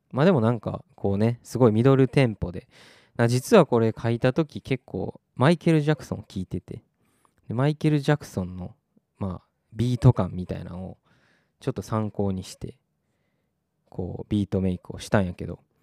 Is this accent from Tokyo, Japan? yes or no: no; Takarazuka, Hyogo, Japan; moved away as an adult; also born or lived in United Kingdom; 私出身が宝塚